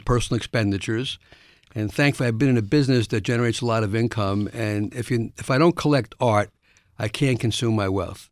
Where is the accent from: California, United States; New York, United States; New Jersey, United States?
New York, United States; New York City; I was born in the South Bronx, uh, first generation of my family to get a, born in America